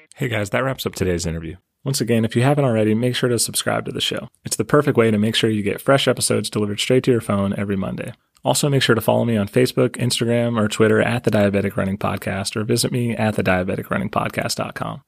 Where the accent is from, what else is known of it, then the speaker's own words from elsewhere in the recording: Nashville, Tennessee, United States; I'm from Nashville